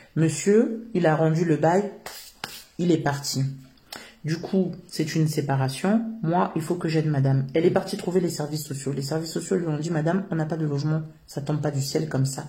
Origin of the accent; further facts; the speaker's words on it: Yvelines and Val-d'Oise, Île-de-France, France; Je suis africaine d'origine congolaise. Et je suis née en France. Euh, j'ai toujours vécu euh, dans les territoires. Euh, Yveline et valdoise